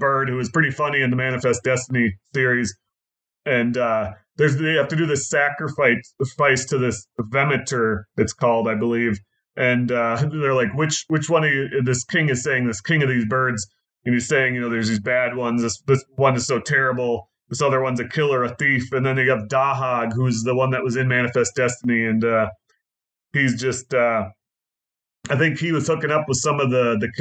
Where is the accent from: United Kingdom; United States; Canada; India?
United States; Minnesota; We're from Minnesota